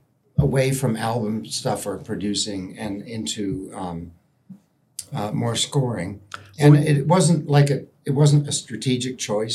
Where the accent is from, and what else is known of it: Toronto, Ontario, Canada; born or raised there; moved away; also born or lived in England